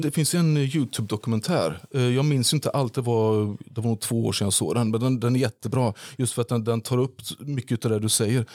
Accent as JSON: {"language": "Swedish", "town": "Falköping", "region": "Västra Götaland", "country": "Sweden", "tie": "born or raised there", "said": "jag är ju född två mil därifrån eh, på Bondvischan vid, eh, vid Hornborgaån. Så jag kom från, jag kom från Hornborga. Och Falköping var ju den närmsta staden."}